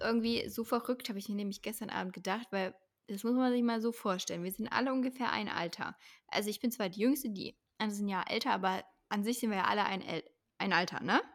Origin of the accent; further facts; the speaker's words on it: Leipzig, Saxony, Germany; ich komme halt aus Leipzig